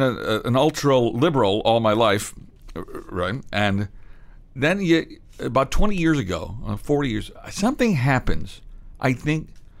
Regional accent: Midwest, United States; being from the Midwest

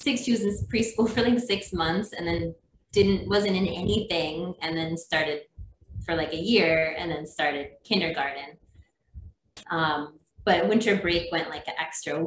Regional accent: Minnesota, United States; moved away as an adult; also born or lived in North Carolina; now in Maui, United States; I grew up in Minnesota

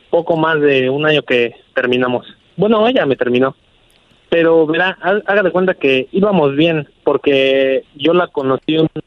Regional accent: Mexico City, Mexico; Y pues yo soy de la Ciudad de México y ella de Guadalajara, entonces siento que le fallé.

